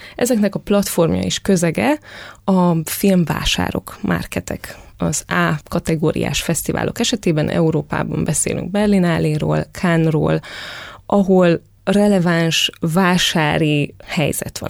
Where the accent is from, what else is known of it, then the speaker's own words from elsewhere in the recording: Târgu Mureș, Mureș County, Romania; a szülővárosomat kell felhoznom, Marosvásárhelyt